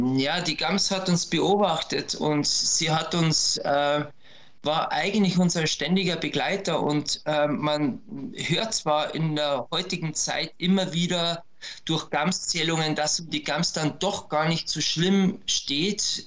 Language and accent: German; Berchtesgaden, Bavaria, Germany; diese Bauernjagd bei uns in Berchtesgaden betrieben